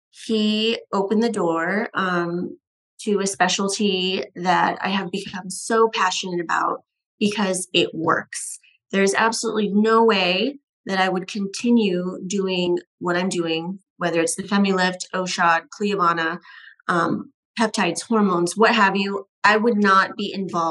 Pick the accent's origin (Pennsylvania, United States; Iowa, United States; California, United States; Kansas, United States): California, United States; Northern; moved away as an adult; also born or lived in Tampa, Florida; now in Scottsdale, United States; I'm originally from Northern California